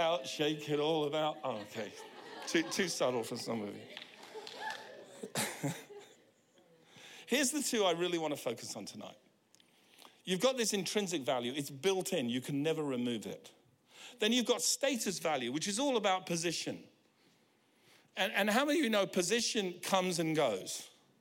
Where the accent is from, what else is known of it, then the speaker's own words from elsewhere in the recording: United Kingdom; now in New Zealand; I'm British